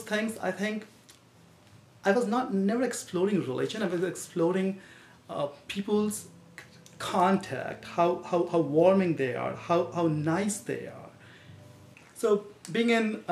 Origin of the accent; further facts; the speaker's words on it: India; moved away as an adult; now in United States; Originally, I'm from India